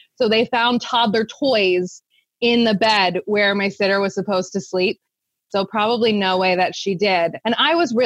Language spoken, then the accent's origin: English; Central Pennsylvania, United States; I started my business, Preferred Pet Care Services, here in Central Pennsylvania. We're based around the Harrisburg area. I actually started my business in my hometown